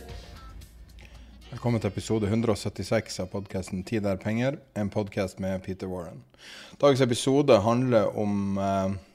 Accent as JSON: {"language": "Norwegian", "country": "Norway", "said": "som nordmann"}